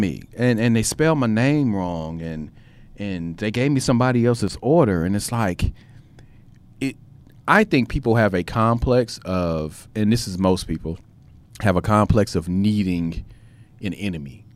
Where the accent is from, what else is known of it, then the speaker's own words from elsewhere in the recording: United States; as the American people